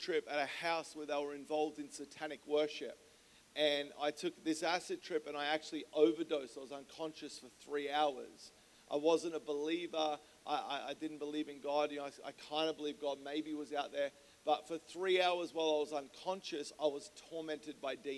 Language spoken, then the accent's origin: English; Melbourne, Victoria, Australia; moved away as an adult; now in San Diego, United States; I grew up in Melbourne, Australia